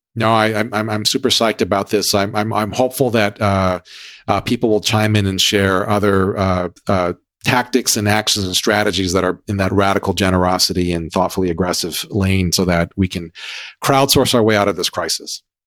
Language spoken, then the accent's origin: English; Hawaii, United States; growing up in Hawaii